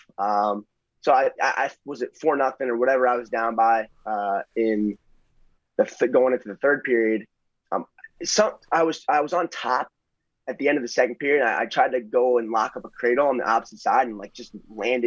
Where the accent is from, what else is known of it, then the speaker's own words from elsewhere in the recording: New Jersey, United States; we're both born and bred in North Jersey